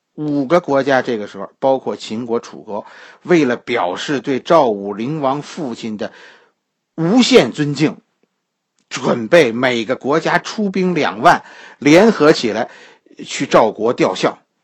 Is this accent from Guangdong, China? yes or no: no; Beijing, China; 我们北京人